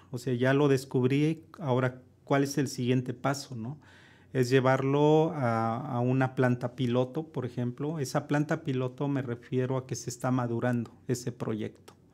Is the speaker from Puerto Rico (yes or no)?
no; Mexico; Creo que no tenemos esa parte como mexicanos, ¿no?